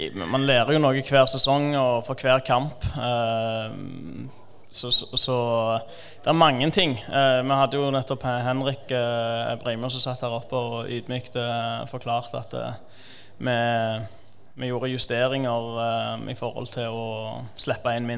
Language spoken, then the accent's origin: Norwegian; Stavanger, Rogaland, Norway; also born or lived in Iran; kom til Norge da jeg var tre år, og har stort sett bodd der hele livet utenom når jeg studerte